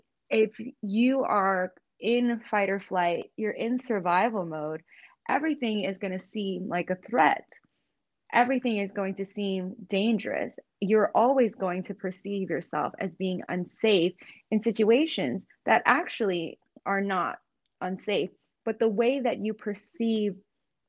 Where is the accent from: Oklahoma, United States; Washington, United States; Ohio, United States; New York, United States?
New York, United States; growing up in New York